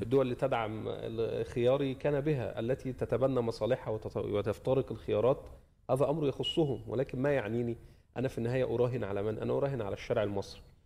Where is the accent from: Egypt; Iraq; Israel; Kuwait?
Egypt; أنا بعتبر نفسي ك- كمصري